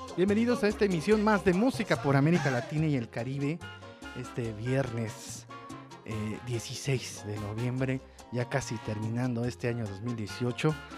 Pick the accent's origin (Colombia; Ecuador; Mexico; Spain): Mexico; Mexico City; Soy de la Ciudad de México.